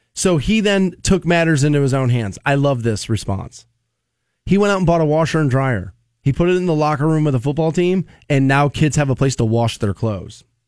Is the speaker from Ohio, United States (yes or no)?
yes; Aurora, Ohio, United States; I grew up in Aurora Shores and there was a pool walking distance from my house.